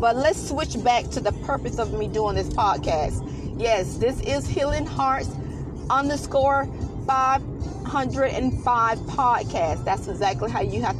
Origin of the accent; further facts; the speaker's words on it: United States; we as American people